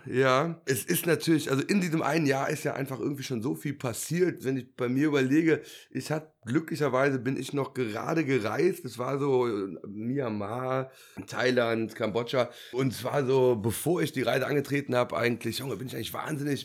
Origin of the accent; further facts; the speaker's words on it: Bonn, North Rhine-Westphalia, Germany; bin gebürtiger Bonner